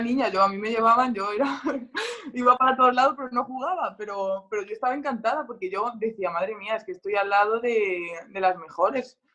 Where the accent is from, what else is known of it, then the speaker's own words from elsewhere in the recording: Spain; moved away as an adult; now in France; los raros somos los españoles